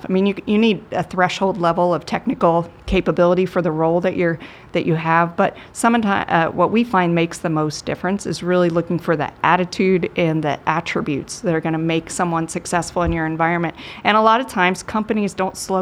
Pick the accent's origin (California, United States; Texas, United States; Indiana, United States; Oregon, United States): Indiana, United States; Brownsburg; I am from Brownsburg, so Gordon Hayward came from our high school